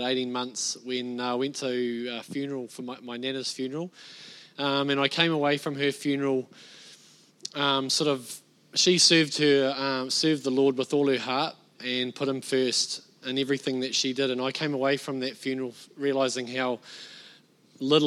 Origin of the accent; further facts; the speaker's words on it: Bay of Plenty, New Zealand; moved away; I'm a North Islander. I was born and bred in the Bay of Plenty